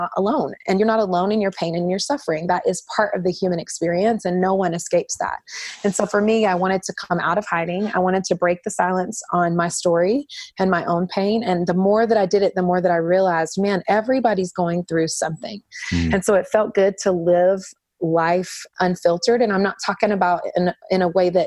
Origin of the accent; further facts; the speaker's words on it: North Carolina, United States; I was raised in the Southeast in North Carolina